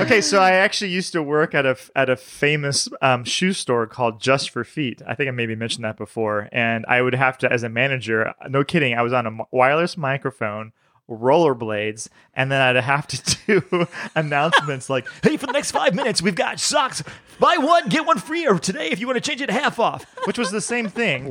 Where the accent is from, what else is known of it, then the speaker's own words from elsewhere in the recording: the South, United States; I grew up in the South